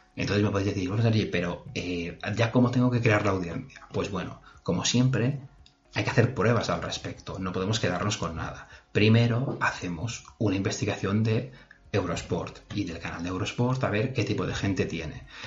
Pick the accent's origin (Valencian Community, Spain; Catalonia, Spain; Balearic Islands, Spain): Balearic Islands, Spain; Mallorca; es de donde soy yo